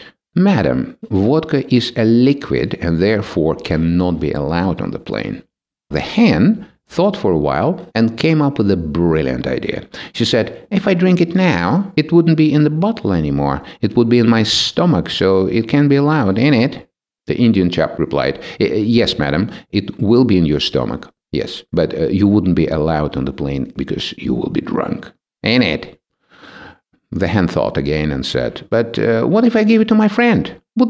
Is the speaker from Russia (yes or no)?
yes; Russia